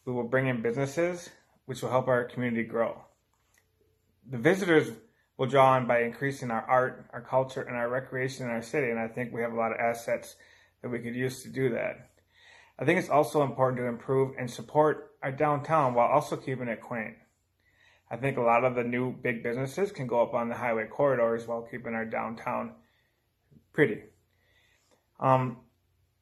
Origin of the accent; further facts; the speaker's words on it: Delano, Minnesota, United States; also born or lived in Iraq; now in Buffalo, United States; longtime resident of Wright County. I grew up in Delano.